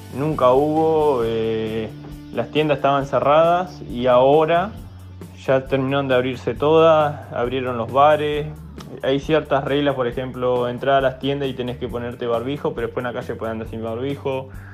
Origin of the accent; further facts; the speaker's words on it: Neuquén, Argentina; moved away; yo soy de Neuquén